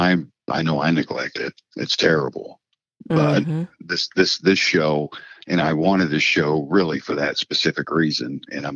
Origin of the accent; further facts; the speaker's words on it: Massachusetts, United States; accent: Midwest with a New England twist; It's Midwest. I have a Midwest accent with a New England twist to it.